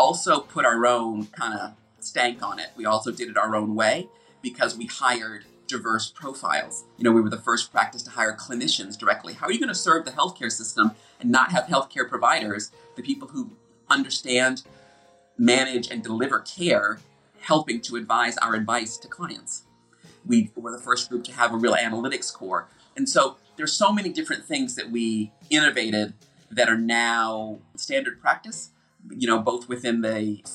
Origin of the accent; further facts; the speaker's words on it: United States; accent: American; moved away as an adult; now in United Kingdom; an American person living and working in the UK